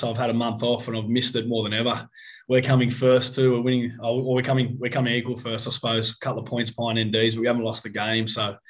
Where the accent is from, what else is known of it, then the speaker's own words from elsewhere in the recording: Jamberoo, New South Wales, Australia; also born or lived in Sydney; I grew up in Jamberoo, a little small town on the south coast of New South Wales, only 600 people, not a cricketing background at all.